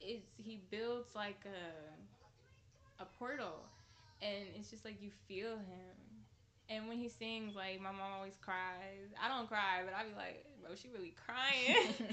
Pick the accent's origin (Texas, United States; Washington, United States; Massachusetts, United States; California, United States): California, United States; Richmond; also born or lived in Antioch; But I would say I'm from Richmond.